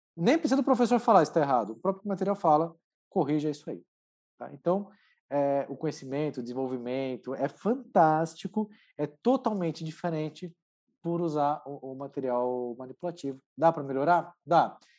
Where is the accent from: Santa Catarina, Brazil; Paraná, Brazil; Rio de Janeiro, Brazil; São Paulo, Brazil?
São Paulo, Brazil; Santo André; Eu sou de Santo André, sou natural de Santo André, é, aqui no ABC Paulista